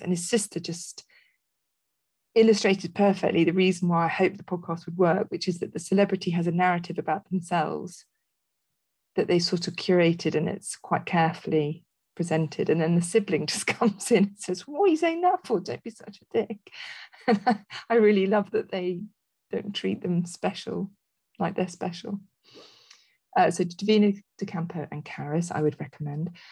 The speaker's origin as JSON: {"language": "English", "country": "Netherlands", "tie": "born or raised there", "moved": "yes", "said": "I spent a lot of my childhood in growing up in Holland"}